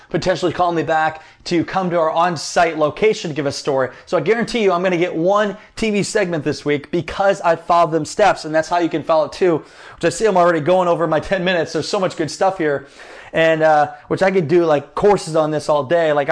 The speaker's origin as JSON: {"language": "English", "region": "Iowa", "country": "United States", "said": "hey, I'm from Iowa, kind of Midwestern connection there."}